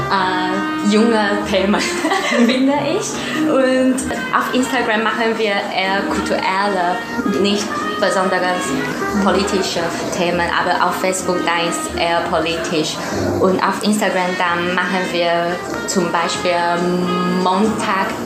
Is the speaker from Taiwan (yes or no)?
yes; Kaohsiung, Taiwan; German is a second language; also born or lived in Germany; now in Tainan, Taiwan; Ich komme aus Kaohsiung, aber ich wohne jetzt bei meiner Oma